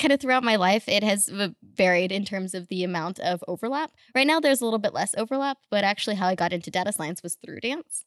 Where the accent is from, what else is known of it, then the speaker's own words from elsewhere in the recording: Russia; also born or lived in Houston, Texas, United States; now in Los Angeles, United States; originally from Russia, then moved to Houston, then moved to L A.